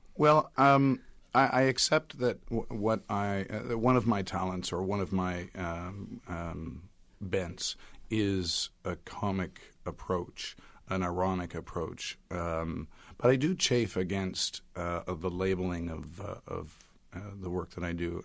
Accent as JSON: {"language": "English", "country": "Canada", "said": "I happen to be Canadian"}